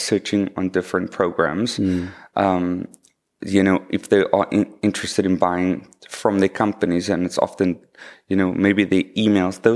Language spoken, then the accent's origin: English; Cape Town, Western Cape, South Africa; also born or lived in Hermanus; I was actually born in the southern suburbs. I went to school there as well.